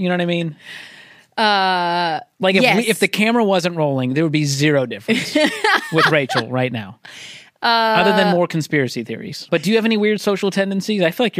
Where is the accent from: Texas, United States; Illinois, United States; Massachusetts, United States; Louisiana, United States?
Massachusetts, United States; Boston; moved away; also born or lived in the South; I'm from Boston, but now that I've been in the South